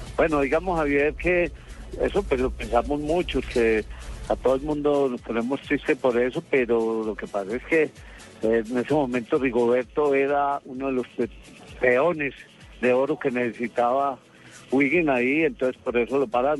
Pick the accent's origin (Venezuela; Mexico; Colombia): Colombia; Nosotros como colombianos